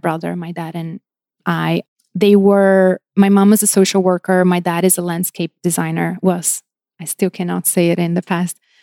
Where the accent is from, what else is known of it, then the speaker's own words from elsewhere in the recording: São Paulo, Brazil; moved away as an adult; now in Los Angeles, United States; I grew up in Brazil. I was raised and, you know, grew up there.